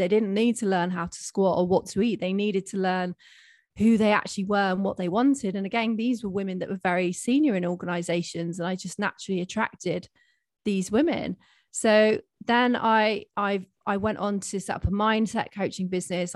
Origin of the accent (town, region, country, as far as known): United Kingdom